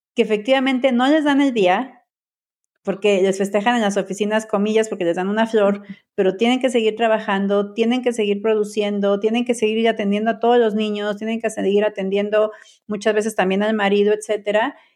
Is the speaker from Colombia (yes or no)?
no; Mexico; yo soy mexicana